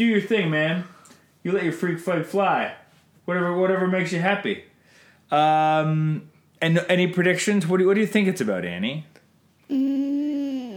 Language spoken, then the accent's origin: English; Canada; I'm Canadian filmmaker